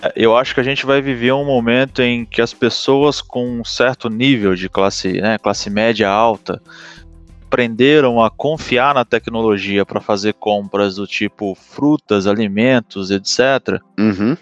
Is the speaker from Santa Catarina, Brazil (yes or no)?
yes; Itajaí, Santa Catarina, Brazil; como bom sulista de Itajaí, Balneário Camboriú e região